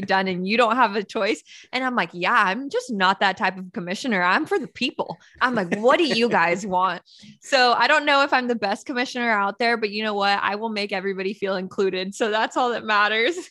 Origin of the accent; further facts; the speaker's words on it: Northern California, United States; I'm actually from Northern California, born and raised in California